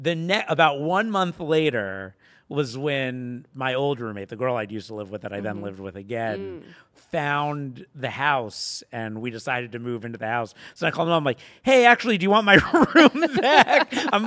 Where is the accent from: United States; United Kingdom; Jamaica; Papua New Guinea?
United States; Boca Raton, Florida; Florida, Boca Raton. So not like Florida